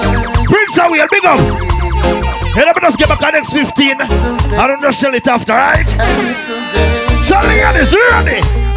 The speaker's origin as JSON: {"language": "English", "region": "Portland", "country": "Jamaica", "said": "I come from Portland, Jamaica."}